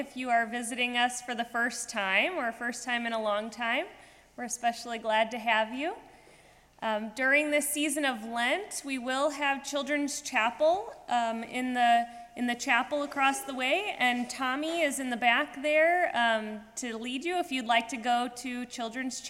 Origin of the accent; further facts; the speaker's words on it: St. Louis, Missouri, United States; my hometown, St. Louis, Missouri